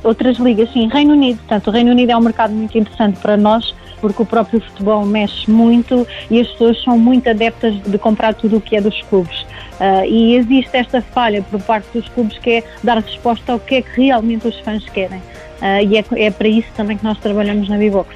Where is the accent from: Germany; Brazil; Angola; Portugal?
Portugal; nós também somos portugueses